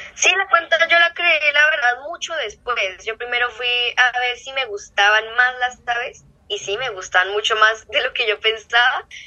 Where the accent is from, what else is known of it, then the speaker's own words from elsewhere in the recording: Neiva, Huila, Colombia; soy de Neiva, Colombia, Neiva Huila